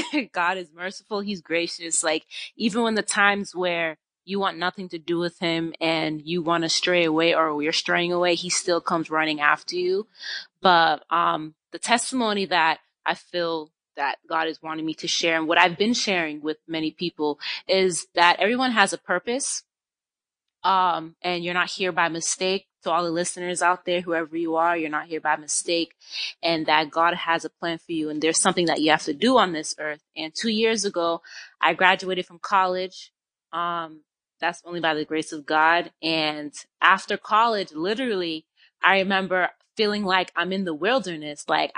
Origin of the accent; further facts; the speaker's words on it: Boston, Massachusetts, United States; I'm currently in Florida. I'm originally from Boston. I moved around, but now I reside in Florida.